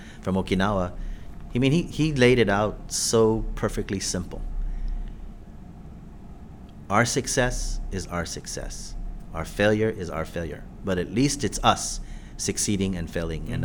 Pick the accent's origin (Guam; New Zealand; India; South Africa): Guam; we're Chamorro, or we practice our Chamorro culture